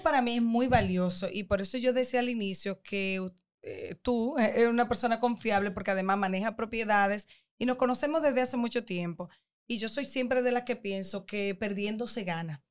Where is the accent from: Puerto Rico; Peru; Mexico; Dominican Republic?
Dominican Republic; nosotros como dominicanos